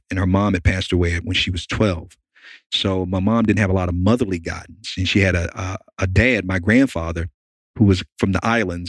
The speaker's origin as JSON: {"language": "English", "town": "Miami", "region": "Florida", "country": "United States", "tie": "born or raised there", "moved": "yes", "lives_now": "Chattanooga, United States", "said": "But I grew up in Miami. Okay. I'm from Miami, even though I live here in Chattanooga. Grew up in a ghetto in an urban area called Liberty City."}